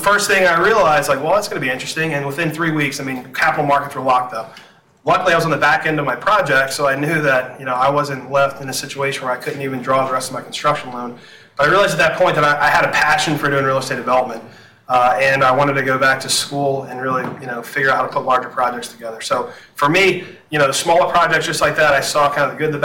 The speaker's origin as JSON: {"language": "English", "town": "New Orleans", "region": "Louisiana", "country": "United States", "tie": "born or raised there", "moved": "yes", "said": "I'm born and raised in New Orleans, moved back to New Orleans following Hurricane Katrina."}